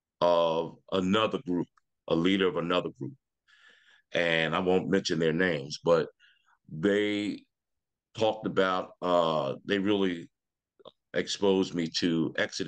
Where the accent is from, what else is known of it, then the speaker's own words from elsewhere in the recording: Philadelphia, Pennsylvania, United States; I'm from Philadelphia, Pennsylvania